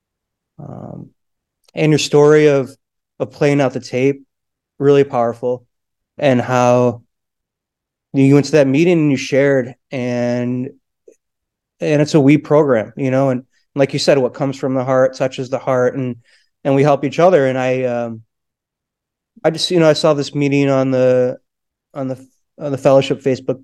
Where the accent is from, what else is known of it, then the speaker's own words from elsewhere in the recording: Midwest, United States; now in Philadelphia, United States; I'm not from Philly, but I actually am in Philly, city limits, grad hospital. I can pronounce Schuylkill, but I am from the Midwest, originally